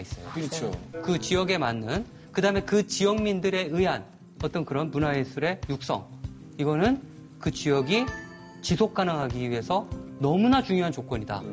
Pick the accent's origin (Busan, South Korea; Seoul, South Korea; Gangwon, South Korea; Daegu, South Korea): Gangwon, South Korea; Chuncheon; born or raised there; moved away